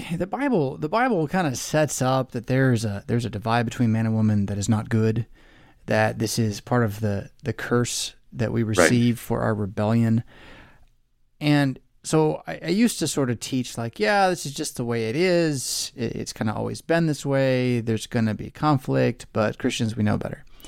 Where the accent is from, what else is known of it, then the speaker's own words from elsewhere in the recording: Southern California, United States; growing up in Southern California